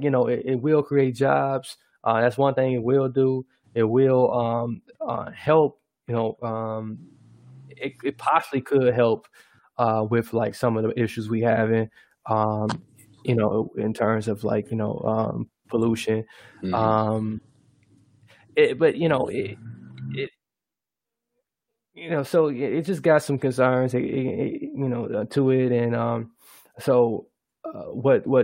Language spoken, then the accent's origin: English; United States; as an American